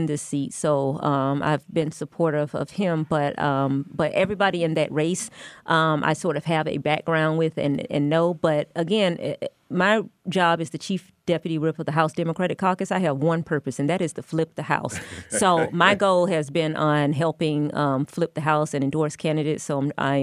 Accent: DeKalb County, Georgia, United States; I was born and raised in DeKalb County.

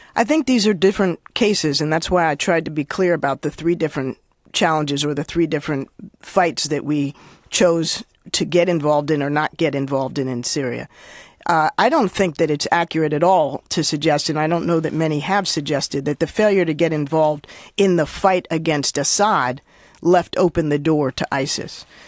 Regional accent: Washington, District of Columbia, United States; I grew up, uh, in Washington, D C

